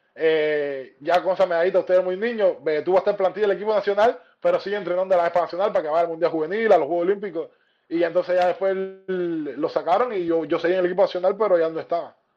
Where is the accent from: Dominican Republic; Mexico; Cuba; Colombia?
Cuba; moved away as an adult; also born or lived in Argentina; now in Miami, United States; somos muy pocos cubanos, sí, somos muy pocos cubanos